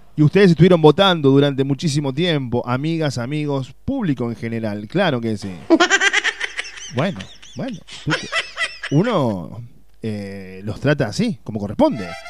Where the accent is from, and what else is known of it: Uruguay; now in Córdoba, Argentina